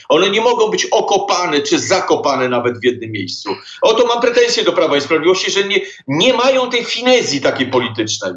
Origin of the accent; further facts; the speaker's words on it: Poland; Jesteśmy absolutnie Polakami z krwi i kości.